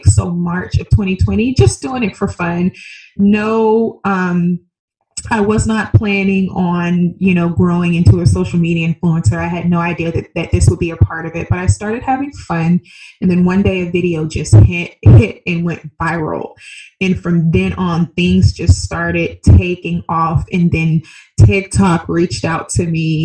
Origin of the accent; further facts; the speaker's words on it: Birmingham, Alabama, United States; moved away as an adult; also born or lived in Seattle, Washington; now in Scottsdale, United States; I originally was born and raised in Birmingham, Alabama. So I'm a Southern country girl at heart